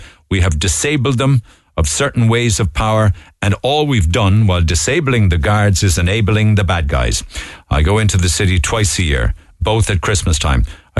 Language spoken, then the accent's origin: English; Cork, Munster, Ireland; I grew up in Knocknaheeny, a great place and part of my life, but I got married and moved out of the city.